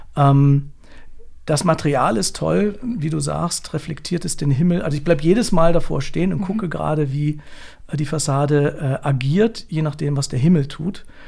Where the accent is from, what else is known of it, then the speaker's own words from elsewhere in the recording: Hanover, Lower Saxony, Germany; Ich komme aus Hannover